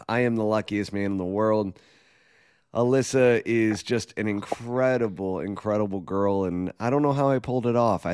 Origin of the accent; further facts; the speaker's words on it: New York, United States; moved away; I'm from New York